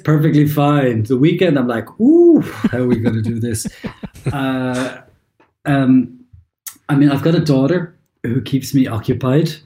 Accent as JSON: {"language": "English", "country": "Ireland", "also_born_or_lived": "London", "moved": "as an adult", "lives_now": "Germany", "said": "I'm obviously Irish. I'd lived in Ireland for a long time"}